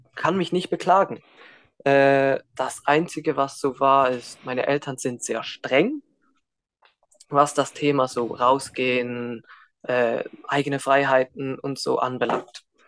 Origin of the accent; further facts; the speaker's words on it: Switzerland; Und ich bin auch in der Schweiz geboren, in der Schweiz aufgewachsen